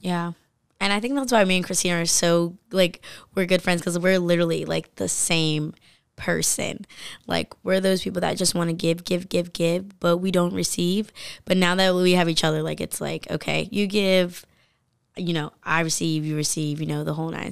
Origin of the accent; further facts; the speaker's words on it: Milford, Delaware, United States; I'm from Milford and then I went to Polytech